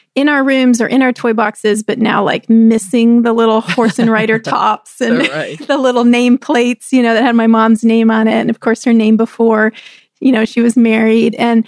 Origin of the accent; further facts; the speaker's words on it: Texas, United States; we were growing up in Texas.